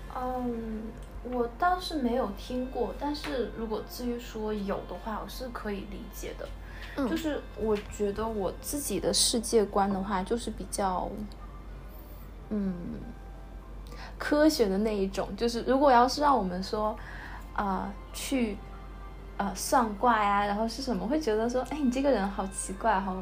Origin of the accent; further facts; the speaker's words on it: Beijing, China; moved away as an adult; also born or lived in Taipei, Taiwan; 我的话是从小在北京长大，然后之后大学就，呃，跟资源一样是到了台北去念书